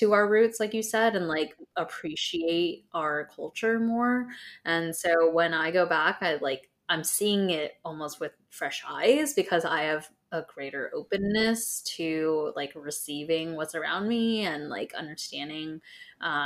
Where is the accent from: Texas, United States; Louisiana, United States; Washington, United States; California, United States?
California, United States; Southern; and I both grew up in Southern California